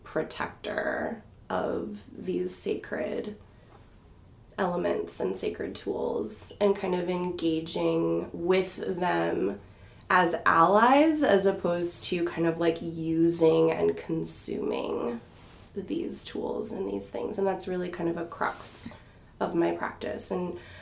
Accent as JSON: {"language": "English", "region": "Bay Area of California", "country": "United States", "tie": "born or raised there", "moved": "as an adult", "lives_now": "Salem, United States", "said": "I am originally from the Bay Area of California. I lived there most of my life"}